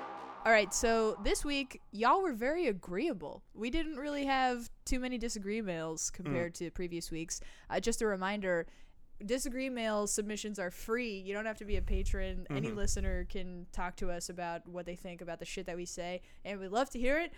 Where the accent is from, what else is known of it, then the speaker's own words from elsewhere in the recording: Germany; I was born and raised in Germany.